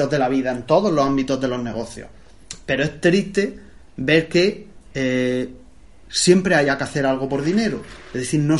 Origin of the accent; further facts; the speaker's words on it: Region of Murcia, Spain; muy propio de los sacapanzas murcianos. Y soy de Murcia.